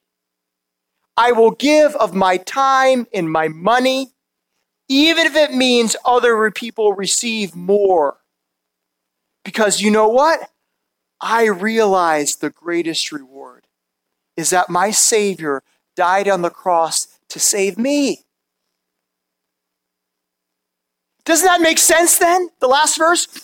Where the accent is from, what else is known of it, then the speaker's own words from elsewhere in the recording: Madison, Wisconsin, United States; I grew up in Madison, Wisconsin